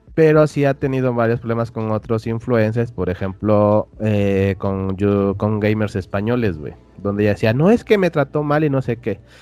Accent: Oaxaca, Mexico

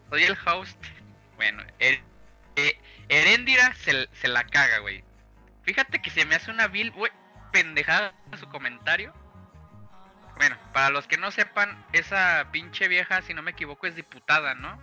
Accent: Mexico; Somos mexicanos

